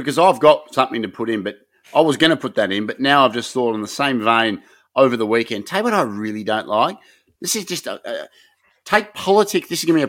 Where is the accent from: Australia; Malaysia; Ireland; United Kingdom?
Australia; Broadmeadows, Victoria; I'm from Broady. Okay. Yep. That's good. I live up the road, Briar Hill.